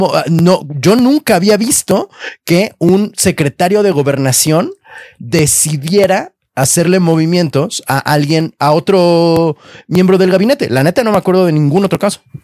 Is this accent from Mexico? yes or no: yes; Mexico City, Mexico; para nosotros, como chilangos